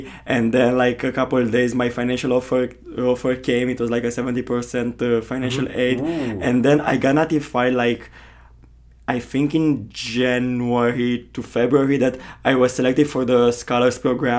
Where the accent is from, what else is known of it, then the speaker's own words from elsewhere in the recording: Constanța, Constanța County, Romania; moved away as an adult; now in Notre Dame, United States; So I'm from Constanța, which is like the second largest city in Romania. It's more of like the fun city in Romania.